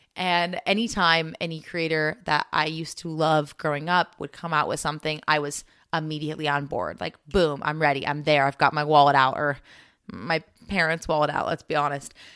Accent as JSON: {"language": "English", "country": "United States", "said": "being American"}